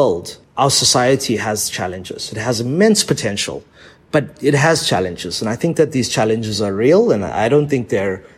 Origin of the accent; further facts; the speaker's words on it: South Africa; first language English; So we've been in South Africa for several generations. You know, I only speak English. I can't speak any native Indian vernacular languages. So I'm a South African person